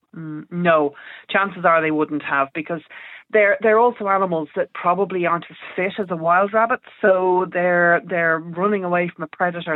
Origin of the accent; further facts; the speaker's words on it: Ireland; us Irish people